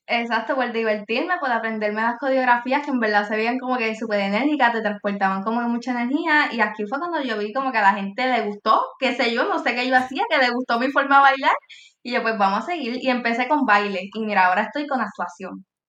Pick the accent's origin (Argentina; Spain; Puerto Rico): Puerto Rico; yo soy de Puerto Rico